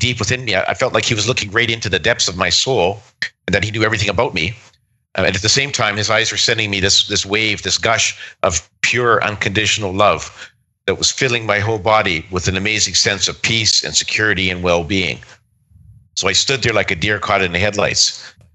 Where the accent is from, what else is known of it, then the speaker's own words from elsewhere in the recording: Saskatchewan, Canada; moved away; also born or lived in Calgary; I was born and raised in Saskatchewan